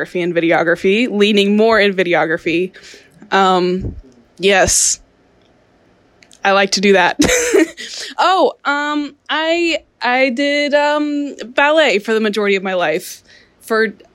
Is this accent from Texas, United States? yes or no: yes; Houston, Texas, United States; also born or lived in Hong Kong; I am from Houston, Texas